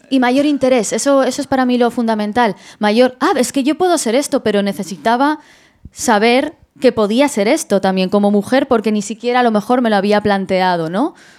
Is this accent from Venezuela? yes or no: no; Madrid, Community of Madrid, Spain; yo soy de Madrid